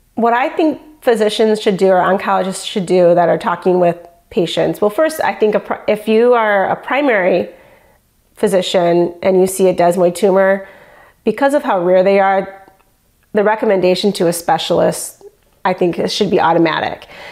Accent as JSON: {"language": "English", "region": "Michigan", "country": "United States", "said": "I'm from Michigan."}